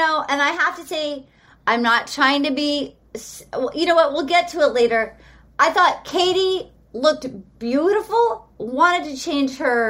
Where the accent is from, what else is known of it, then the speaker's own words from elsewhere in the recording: Little Compton, Rhode Island, United States; moved away; I did bring Brian to my hometown of Little Compton, Rhode Island.